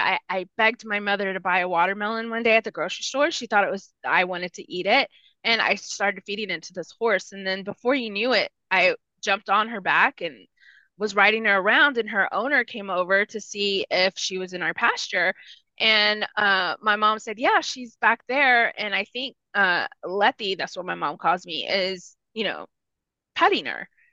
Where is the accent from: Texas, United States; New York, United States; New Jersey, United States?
Texas, United States; 30 minutes from San Antonio; first language Spanish; English is a second language; San Antonio, which was 30 minutes from my hometown